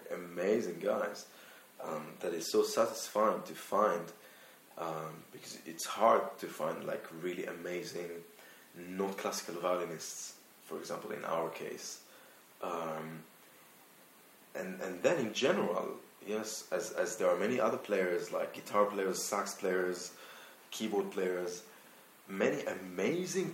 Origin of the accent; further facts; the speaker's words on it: Israel; accent: Israeli; moved away; also born or lived in London; I'm from Israel, actually. Now I'm turning to the Israeli accent